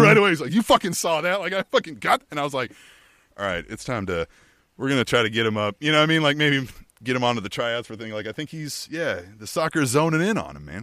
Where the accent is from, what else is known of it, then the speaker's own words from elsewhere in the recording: Manhattan, Kansas, United States; now in Kansas City, United States; I grew up in Manhattan, Kansas town